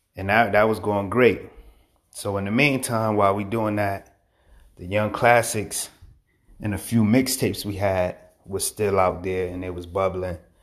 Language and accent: English; Hartford, Connecticut, United States; also born or lived in Manchester, Connecticut; I was born in Hartford, Connecticut, um, Bellevue Square Projects